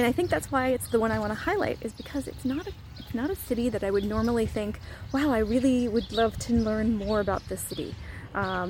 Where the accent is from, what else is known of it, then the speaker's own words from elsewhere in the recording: United States; moved away as an adult; now in Albania; I'm an American who's living overseas